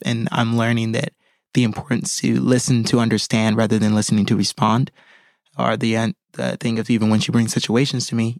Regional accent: Hawaii, United States; moved away; fly back home to Hawaii to shoot backstory where I grew up in my hometown.

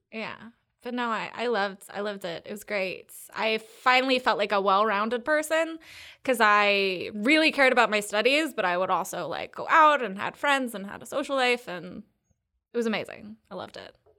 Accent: Triangle Area, North Carolina, United States; also born or lived in Seattle, Washington; I grew up in North Carolina. I was born in Seattle, but I've been here since I was two. So basically here, Triangle Area-ish

